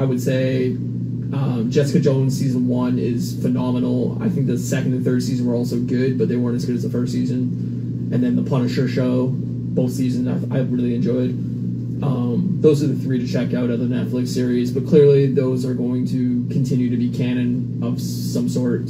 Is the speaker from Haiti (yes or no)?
no; Canada; Being a Canadian